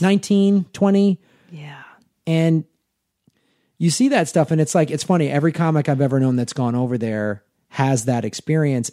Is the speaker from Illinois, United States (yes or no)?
yes; Chicago, Illinois, United States; moved away as an adult; also born or lived in Tucson, Arizona; now in Los Angeles, United States; I moved back to Chicago, where I'm from